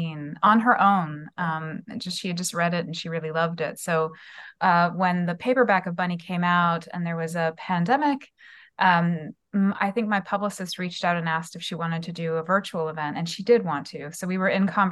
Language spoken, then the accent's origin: English; Canada; also born or lived in Edinburgh; Stratford is a place that I know very well as a Canadian